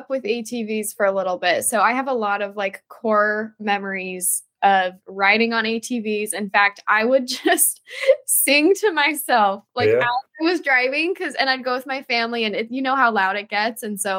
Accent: Denver, Colorado, United States; also born or lived in Florida; now in Los Angeles, United States; I'm actually originally from Denver, so that's kind of my home state.

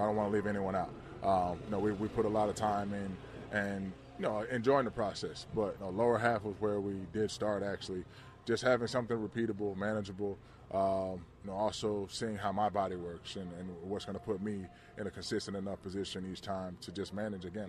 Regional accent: Georgia, United States; growing up in Georgia

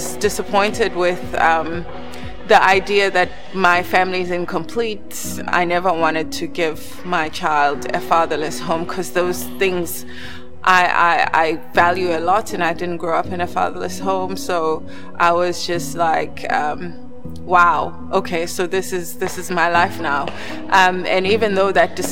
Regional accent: South Africa; I grew up in South Africa to a professional couple

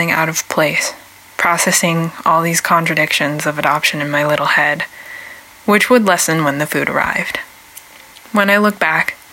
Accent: Portland, Oregon, United States; also born or lived in China; I was raised on the Siletz, Multnomah, and Clackamas tribal lands, which are also known as Portland, Oregon

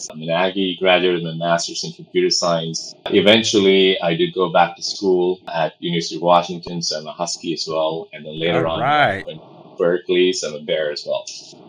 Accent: Pondicherry, Puducherry, India; born there; I was born in a small place called Pondicherry in India. It's a small French Union territory.

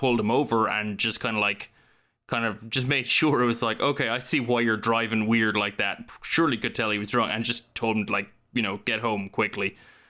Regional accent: Ireland; We had great arts and crafts. We had Bosco, which was wonderful.

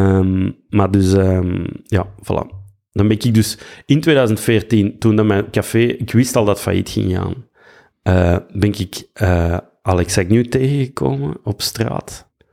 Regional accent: Belgium; moved away; also born or lived in Vlissingen, Netherlands; zo'n Belg

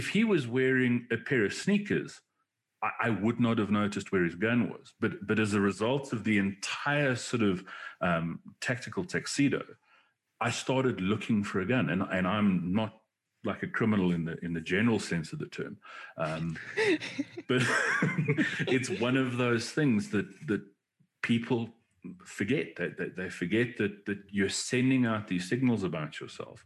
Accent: South Africa; I'm South African, not American

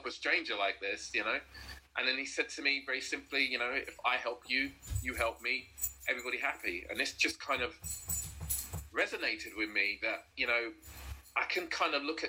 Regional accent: London, United Kingdom; I'm from South London, born and raised

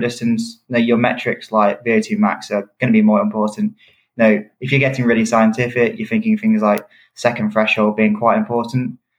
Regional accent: United Kingdom; I'm a British athlete

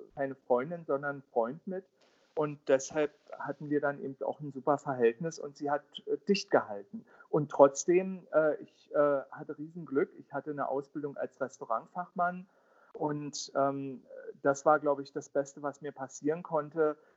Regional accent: Berlin, Germany; Ich bin ja im Südosten von Berlin aufgewachsen

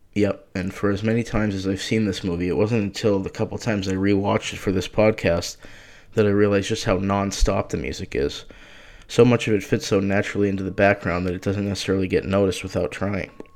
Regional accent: Boston, Massachusetts, United States; also born or lived in Cambridge, Massachusetts; I'm from Boston, currently living in Cambridge

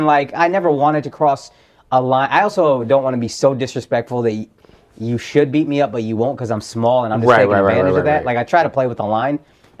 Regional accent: Dallas, Texas, United States; now in California, United States

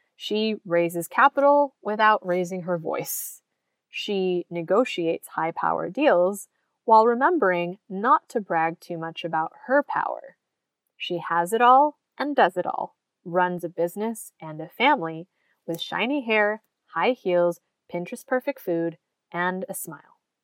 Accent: United States; in the US, my home country

